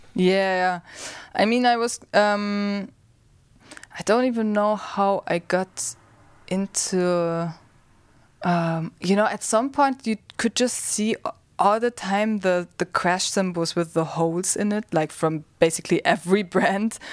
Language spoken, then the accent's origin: English; Germany; I grew up in Germany.